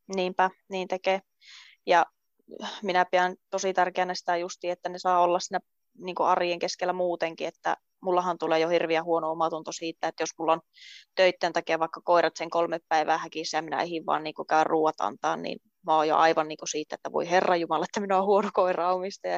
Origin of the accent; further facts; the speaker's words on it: Rovaniemi, Lapland, Finland; moved away as an adult; also born or lived in Luusua, Kemijärvi; now in Kemijärvi, Finland; pian 23-vuotias ja kotoisin on Rovaniemeltä